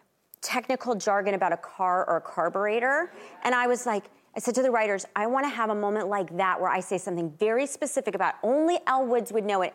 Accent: Nashville, Tennessee, United States; I'm from Nashville, Tennessee, so country music has been part of my upbringing. So it was really a love letter to country music and where I came from.

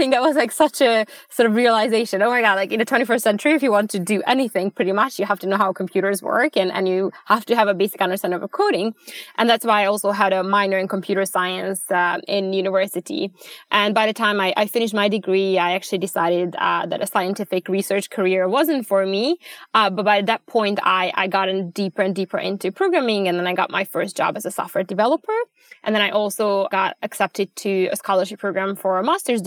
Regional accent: Budapest, Hungary; moved away as an adult; also born or lived in Abu Dhabi; now in Sweden; Originally, I'm from Budapest, Hungary. I grew up there.

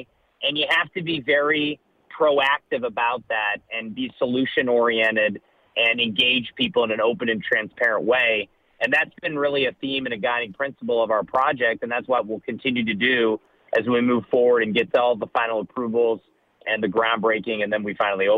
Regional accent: Ohio, United States; moved away; I grew up in Ohio.

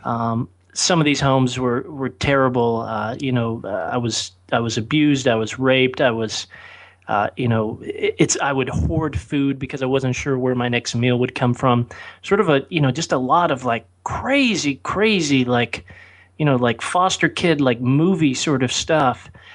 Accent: Oklahoma, United States; moved away as an adult; now in California, United States; I grew up in Oklahoma

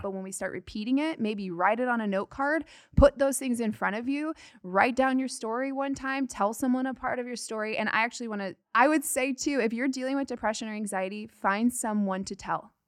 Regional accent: Arizona, United States; I am from Arizona

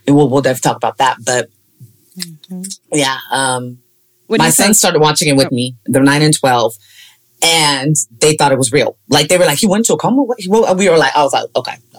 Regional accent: Sacramento, California, United States; I'm from Sacramento.

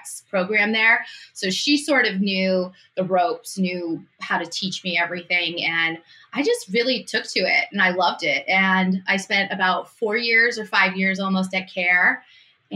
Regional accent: Massachusetts, United States; also born or lived in New York City; I moved from New York City back to Massachusetts. I'm from Massachusetts originally.

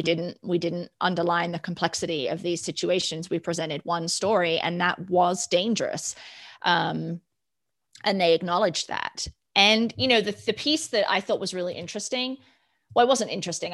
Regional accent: United Kingdom; now in United States; growing up in the United Kingdom

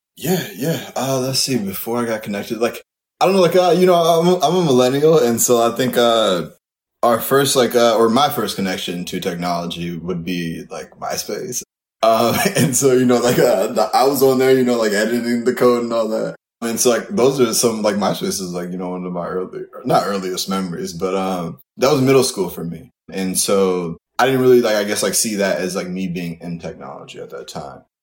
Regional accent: Kalamazoo, Michigan, United States; moved away as an adult; now in New York, United States; I'm from Kalamazoo, Michigan originally, uh, and I went to school at Eastern Michigan, undergrad and grad.

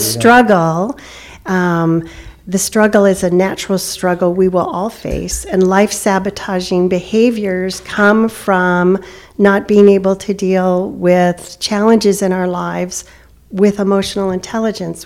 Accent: California, United States; moved away; I'm from California

